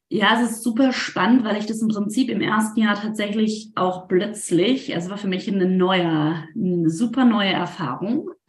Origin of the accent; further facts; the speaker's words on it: Rhineland, Germany; das war gerade rheinländisch, rausgenommen, ich komme ursprünglich aus dem Rheinland